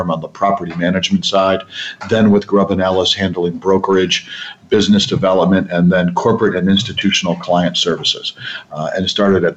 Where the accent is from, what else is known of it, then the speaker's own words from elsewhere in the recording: Los Angeles, California, United States; I'm one of the few that was born and raised in California